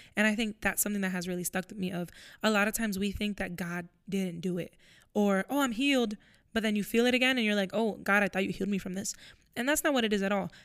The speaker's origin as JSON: {"language": "English", "region": "Florida", "country": "United States", "moved": "as an adult", "lives_now": "Pennsylvania, United States", "said": "I, I'm from Florida, so I'm moving to Pennsylvania."}